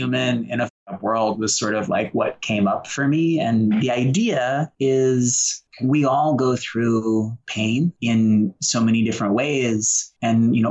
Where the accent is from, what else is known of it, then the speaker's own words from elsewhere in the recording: Boston, Massachusetts, United States; I grew up in Boston with a single alcoholic mom